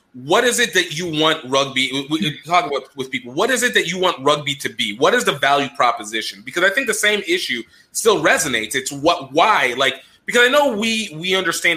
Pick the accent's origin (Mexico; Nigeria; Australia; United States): Nigeria; as a Nigerian